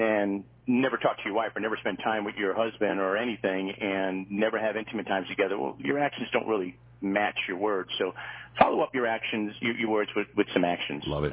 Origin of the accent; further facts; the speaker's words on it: Hollywood Fort Lauderdale area, South Florida, United States; I grew up in South Florida most of my life uh, down in the Hollywood Fort Lauderdale area